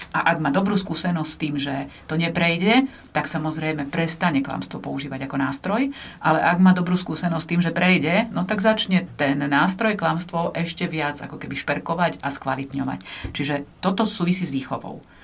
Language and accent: Slovak; eastern Slovakia, Slovakia; som z východu, tam pyrohy vedia robiť